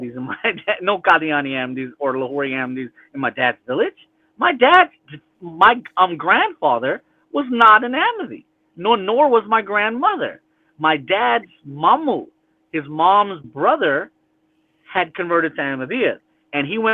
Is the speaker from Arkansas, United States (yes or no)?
no; California, United States; also born or lived in Rabwah, Pakistan; I grew up in California